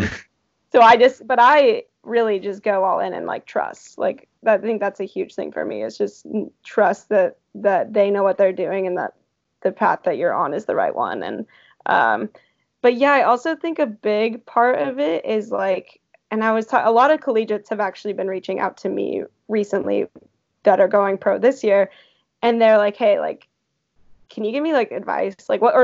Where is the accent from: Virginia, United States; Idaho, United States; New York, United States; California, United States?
California, United States; I'm from California originally